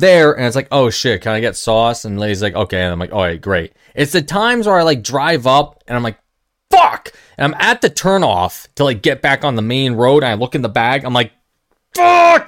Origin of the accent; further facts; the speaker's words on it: New York, United States; Being a New Yorker